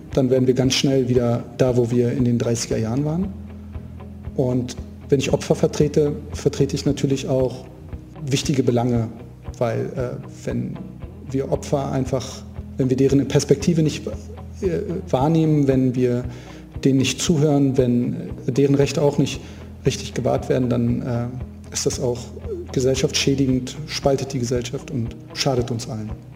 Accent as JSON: {"language": "German", "region": "Berlin", "country": "Germany", "tie": "born or raised there", "said": "Ich, ich bin gebürtiger Berliner. Ich habe mein ganzes Leben hier verbracht"}